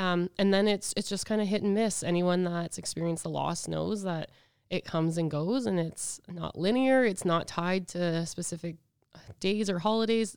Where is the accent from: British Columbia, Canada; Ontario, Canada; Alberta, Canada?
Alberta, Canada; Edmonton; now in Regina, Canada; I'm from Edmonton, but I've lived in Regina forever